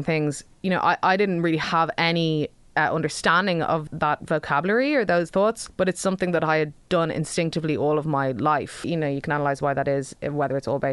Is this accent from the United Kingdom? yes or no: no; Dublin, Leinster, Ireland; I'm from the Dean's Grange Massive, no man's land of South County Dublin, which is grand.